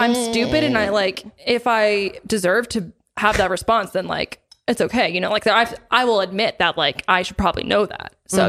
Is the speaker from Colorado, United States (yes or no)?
yes; Colorado, United States; I'm from here. I'm from Colorado